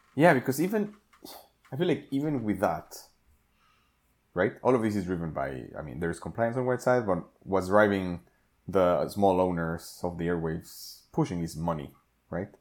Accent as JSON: {"language": "English", "country": "Mexico", "tie": "born or raised there", "moved": "yes", "said": "growing up in Mexico"}